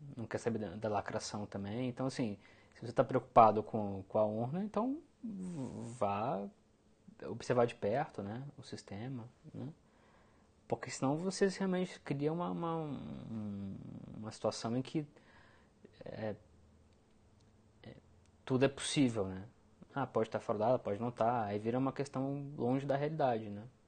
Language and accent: Portuguese; Brazil